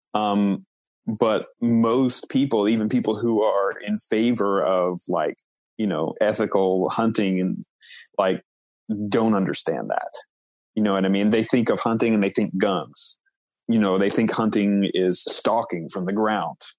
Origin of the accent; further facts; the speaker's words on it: Knoxville, Tennessee, United States; moved away as an adult; now in New York City, United States; living in Tennessee, I'm from Knoxville